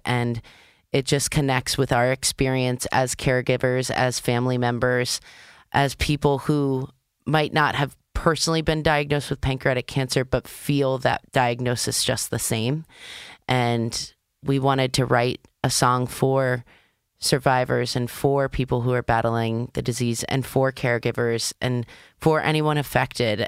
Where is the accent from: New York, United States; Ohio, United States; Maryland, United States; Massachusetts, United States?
Maryland, United States; I'm from Maryland